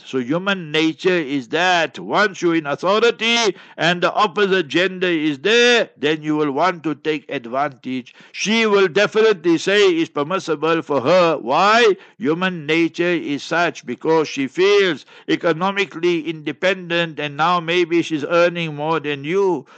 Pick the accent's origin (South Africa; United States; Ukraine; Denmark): South Africa; Heidelberg, Gauteng; I was born in Heidelberg, Heidelberg, and in Transvaal, Old Transvaal, and New Gauteng